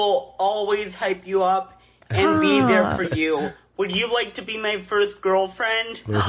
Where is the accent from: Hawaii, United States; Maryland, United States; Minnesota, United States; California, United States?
Maryland, United States; I am 21 years old. I'm Jewish. I'm from Maryland.